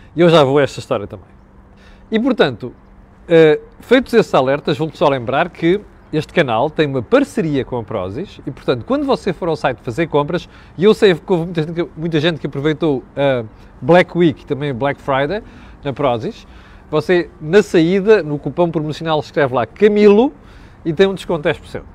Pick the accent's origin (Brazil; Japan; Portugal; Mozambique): Mozambique; no dialeto da minha terra em Moçambique